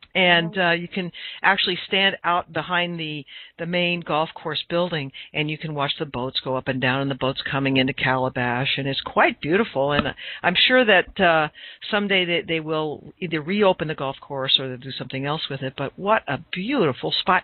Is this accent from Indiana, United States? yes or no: yes; Southern Indiana, United States; I grew up in Southern Indiana